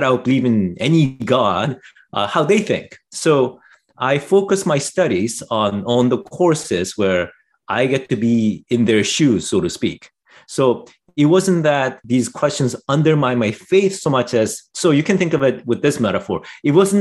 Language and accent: English; Canada; also born or lived in South Korea; I was raised in Canada, but I came here when I was pretty young